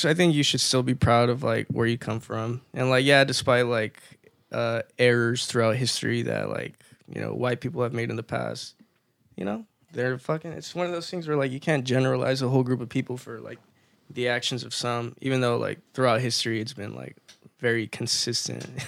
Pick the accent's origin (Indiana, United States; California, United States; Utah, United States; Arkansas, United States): California, United States; Victorville; first language Spanish; English is a second language; also born or lived in Apple Valley; growing up in Victorville too, I was surrounded by a lot of Chicano kids too